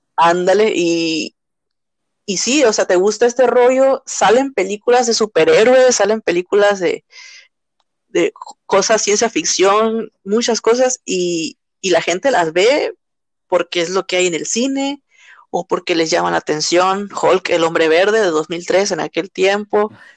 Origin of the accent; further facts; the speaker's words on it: Mexico; como mexicanos